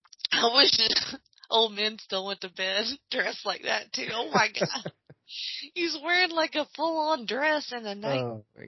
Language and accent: English; Alabama, United States; I'm from Alabama